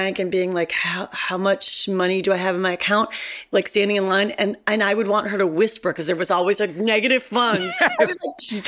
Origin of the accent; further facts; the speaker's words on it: Cleveland, Ohio, United States; moved away; I was a girl from Cleveland